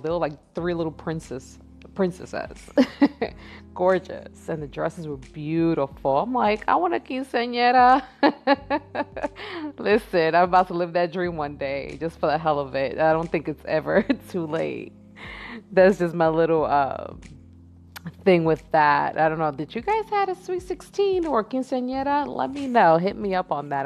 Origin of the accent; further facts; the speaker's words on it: New York, United States; moved away; I had went back home in December to visit New York. I'm from New York.